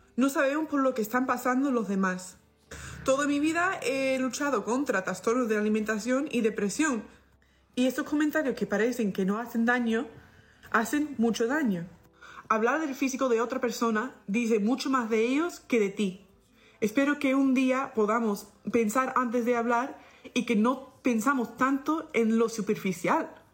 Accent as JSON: {"language": "Spanish", "country": "United States", "moved": "yes", "lives_now": "Spain", "said": "una estadounidense viviendo en España"}